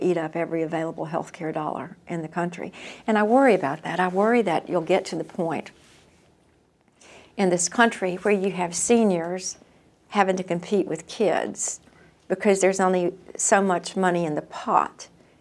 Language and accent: English; North Carolina, United States; I'm from North Carolina.